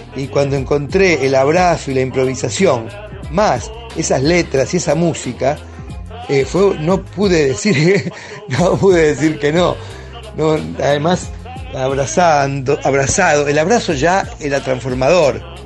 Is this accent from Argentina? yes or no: yes; Temperley, Buenos Aires Province, Argentina; also born or lived in Avellaneda; yo nací en Avellaneda, me crié en Temperley